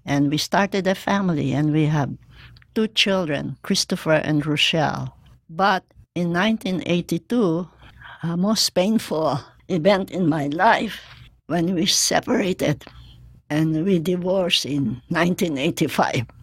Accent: Philippines; moved away as an adult; now in Hawaii, United States; I grew up in the Philippines and came here as an East West Center grantee

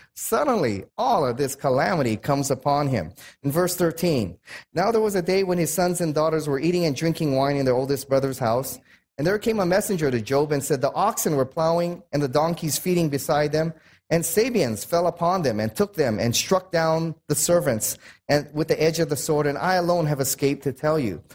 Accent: United States; I'm American

